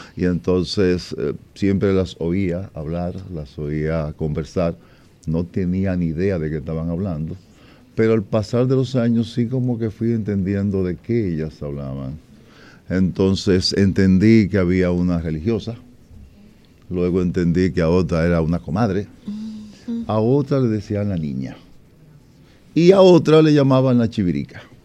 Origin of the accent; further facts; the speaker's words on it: Moca, Espaillat, Dominican Republic; en mi pueblo natal, Moca